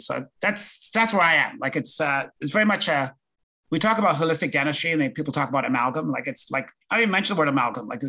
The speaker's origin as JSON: {"language": "English", "region": "London", "country": "United Kingdom", "tie": "born or raised there", "also_born_or_lived": "Winnipeg, Canada", "moved": "yes", "said": "I was born in London"}